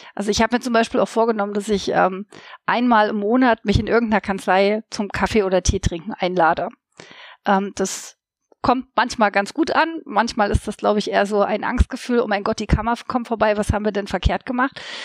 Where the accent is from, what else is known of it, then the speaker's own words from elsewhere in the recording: Saxony-Anhalt, Germany; now in Leipzig, Germany; Ich stamme nicht aus Sachsen, das ist richtig, aber ich stamme quasi aus einer anderen Ostkammer, wenn man so möchte, nämlich aus Sachsen-Anhalt.